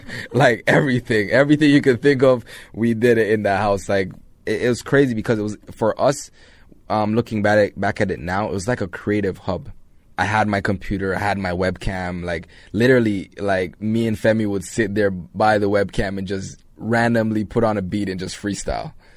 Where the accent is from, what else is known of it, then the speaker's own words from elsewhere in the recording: Toronto, Ontario, Canada; also born or lived in Jamaica; Grew up in Jane and Finch